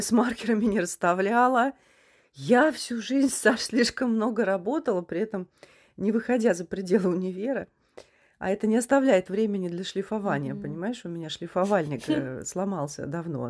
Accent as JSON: {"language": "Russian", "country": "Russia", "moved": "as an adult"}